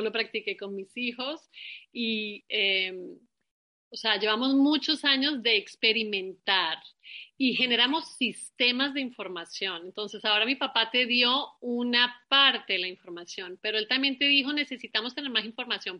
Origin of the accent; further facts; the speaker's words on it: Colombia; moved away; Nosotros también venimos de Colombia